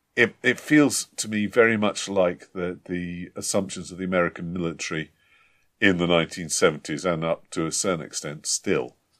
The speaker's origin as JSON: {"language": "English", "country": "United Kingdom", "said": "we, we're British"}